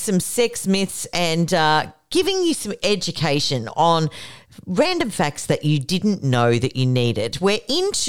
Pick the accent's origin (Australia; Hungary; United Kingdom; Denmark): Australia; we are from Australia